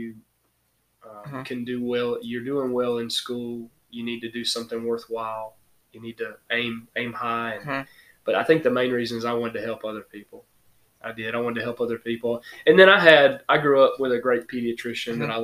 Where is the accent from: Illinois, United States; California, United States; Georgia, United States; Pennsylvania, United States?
Georgia, United States; Mount Vernon; moved away as an adult; now in Millen, United States; I'm originally from Mount Vernon, Georgia